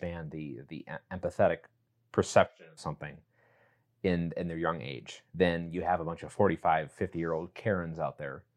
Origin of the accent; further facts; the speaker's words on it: West Allis, Wisconsin, United States; we're both from Wisconsin and I grew up in Milwaukee, specifically West Allis